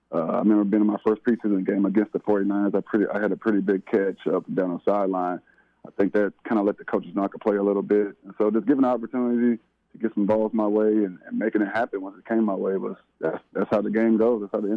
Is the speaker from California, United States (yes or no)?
yes; California, United States; Well, growing up in the Bay Area, I was a diehard Raider fan, man.